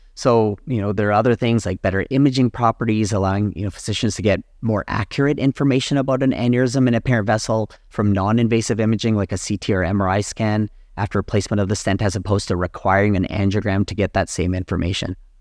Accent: Calgary, Alberta, Canada; also born or lived in Ann Arbor, Michigan, United States / Edmonton, Alberta, Canada / Boston, Massachusetts, United States / Phoenix, Arizona, United States; I was born and raised in Calgary, Alberta

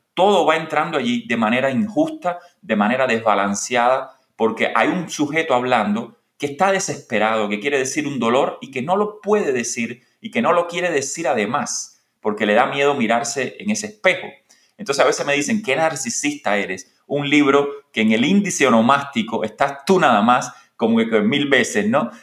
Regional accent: Cuba; moved away as an adult; soy un escritor cubano que fue miembro de la Unión de Escritores Cubanos, que publicó cuatro libros en Cuba

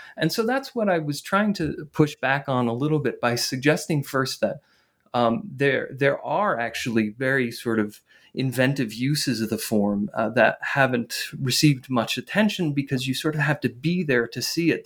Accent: northern New Jersey, United States; I grew up in in northern New Jersey

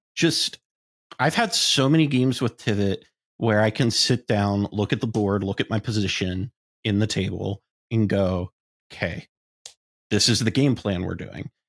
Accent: Columbus, Ohio, United States; moved away; I'm going to be playing in my hometown

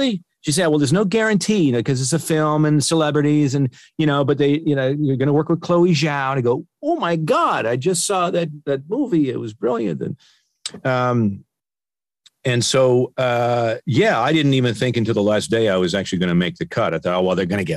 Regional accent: Peterborough, Ontario, Canada; moved away as an adult; now in Burbank, United States; my hometown of Peterborough, in Ontario

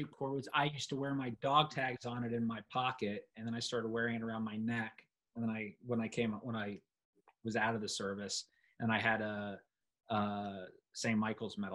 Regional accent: London, United Kingdom; but I grew up in London, and I love London.

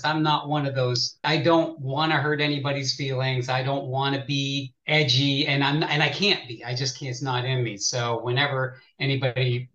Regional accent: Pittsburgh, Pennsylvania, United States; now in Columbus, United States; I grew up in Pittsburgh

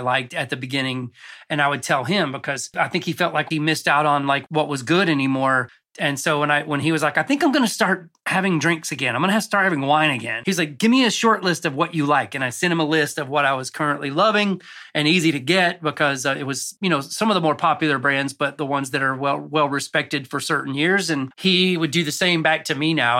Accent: Cartersville, Georgia, United States; moved away as an adult; also born or lived in Rome, Georgia / Los Angeles; I grew up in North Georgia in a town called Cartersville.

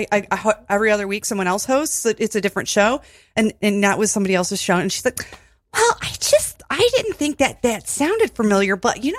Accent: Toledo, Ohio, United States; now in Brooklyn, United States; I'm from Toledo, and I went to Bowling Green

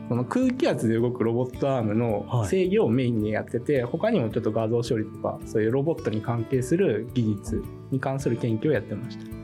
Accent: Kitami, Hokkaido, Japan; moved away; also born or lived in Asahikawa; 出身はちょっと離れた北見市ってまたちょっと別のあの最近カーリングで有名な町ですけど、はい、そこの出身でございます。はいじゃあ北見市で小学校時代もそうです小中と北見市で過ごしました

